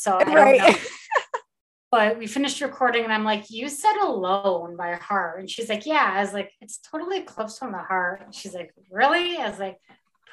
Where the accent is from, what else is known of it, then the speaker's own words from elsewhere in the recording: Taylor, Michigan, United States; also born or lived in Oakland County, Michigan; I was born and raised in Taylor, Wayne County girl, before I became an Oakland County girl